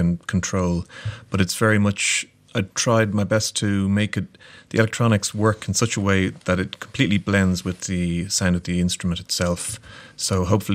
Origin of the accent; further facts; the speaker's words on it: Ireland; I'm a musician from Ireland